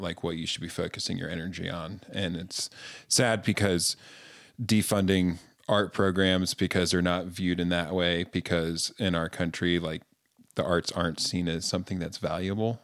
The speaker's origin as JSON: {"language": "English", "town": "Greensboro", "region": "North Carolina", "country": "United States", "tie": "born or raised there", "moved": "yes", "lives_now": "Utah, United States", "said": "I grew up in North Carolina in the South"}